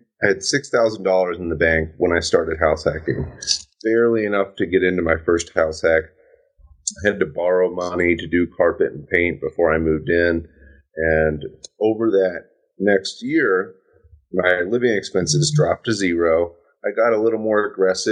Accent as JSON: {"language": "English", "town": "Louisville", "region": "Kentucky", "country": "United States", "moved": "yes", "said": "I'm from Louisville, Kentucky. I know it like the back of my hand. My father's a real estate agent there."}